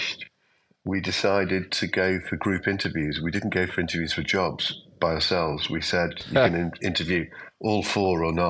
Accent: Liverpool, North West England, United Kingdom; I'm from Liverpool

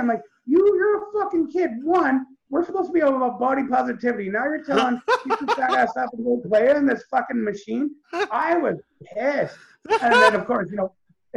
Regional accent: Canada; I'm Canadian

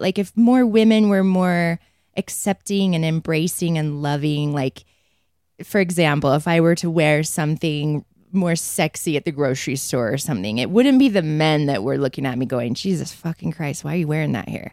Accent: Provo, Utah, United States; I grew up in Provo, not Mormon

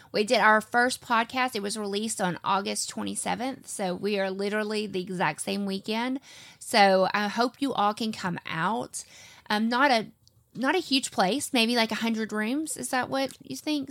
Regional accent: the South, United States; I'm from the South

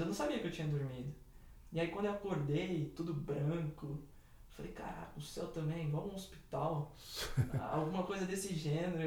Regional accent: São Paulo, Brazil; sou do bairro do Jardim São Luís, aqui na cidade de São Paulo

